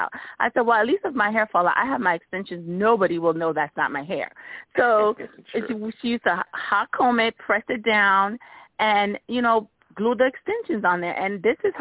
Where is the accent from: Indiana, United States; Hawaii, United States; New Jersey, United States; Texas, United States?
New Jersey, United States; East Orange; I grew up in East Orange